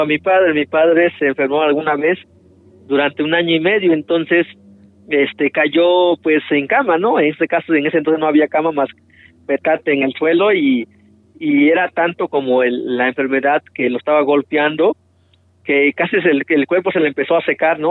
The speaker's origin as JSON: {"language": "Spanish", "area": "Montaña Baja", "region": "Guerrero", "country": "Mexico", "said": "los nahuas de, de, la comunidad ya de Atacador de la Montaña Baja de, Guerrero"}